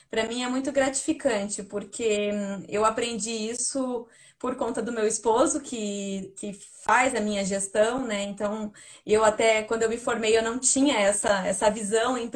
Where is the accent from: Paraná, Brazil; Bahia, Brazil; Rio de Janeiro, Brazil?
Paraná, Brazil; now in Curitiba, Brazil; eu vim do interior do Paraná para Curitiba buscar emprego.